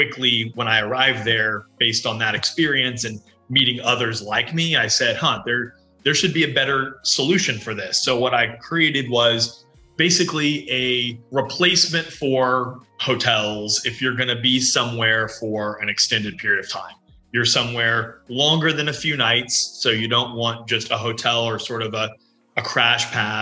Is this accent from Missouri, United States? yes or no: no; Houston, Texas, United States; moved away as an adult; also born or lived in New York City / Buenos Aires, Argentina; I grew up in Houston, Texas, and then spent my early career in New York City